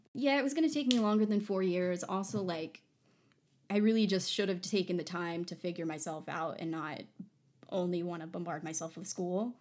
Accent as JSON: {"language": "English", "region": "New Jersey", "country": "United States", "said": "we're from New Jersey"}